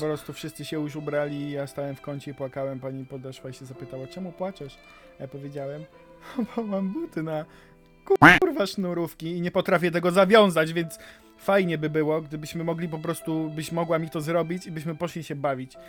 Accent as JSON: {"language": "Polish", "area": "Zagłębie", "region": "Silesian Voivodeship", "country": "Poland", "said": "to ja bardziej z Zagłębia"}